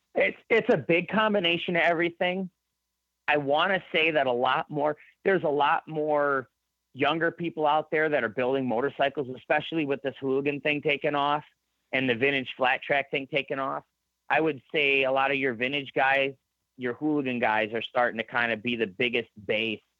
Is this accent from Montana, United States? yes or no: no; Michigan, United States; also born or lived in Shelby Township, Michigan / Holly, Michigan; I'm not bashful to tell anybody I'm from Michigan though. Like I, okay. I I'm proud I'm from here.